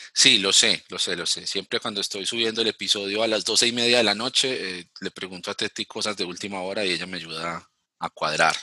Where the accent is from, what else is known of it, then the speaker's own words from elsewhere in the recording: Ibagué, Tolima, Colombia; moved away; desde la ciudad de Ibagué, donde viven mis padres, mi familia, donde yo nací